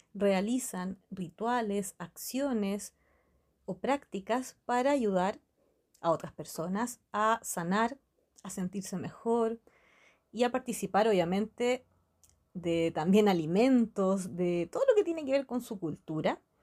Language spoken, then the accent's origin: Spanish; Chile; La cultura mapuche se encuentra en mi país, en Chile